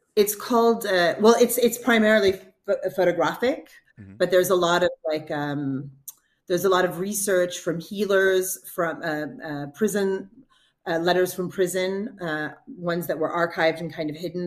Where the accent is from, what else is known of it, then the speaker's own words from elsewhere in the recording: Texas, United States; moved away; also born or lived in Jordan; i'm from texas